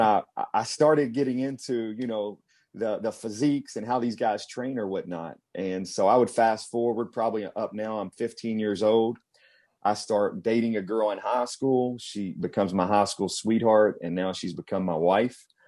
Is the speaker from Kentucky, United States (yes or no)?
yes; Cynthiana, Kentucky, United States; moved away; I grew up in a small town just outside of Lexington, Kentucky, called Cynthiana